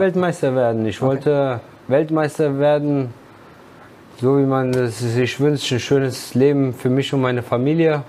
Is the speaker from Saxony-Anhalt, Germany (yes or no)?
no; Wiesbaden, Hesse, Germany; ich bin zwar in Wiesbaden geboren, in der HSK-Klinik